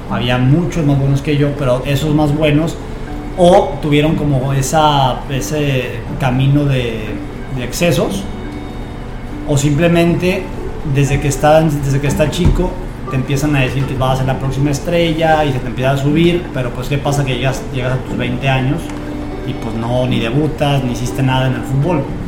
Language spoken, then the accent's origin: Spanish; Zamora, Michoacán, Mexico; now in Tijuana, Mexico; Nací en Zamora, Michoacán y soy futbolista profesional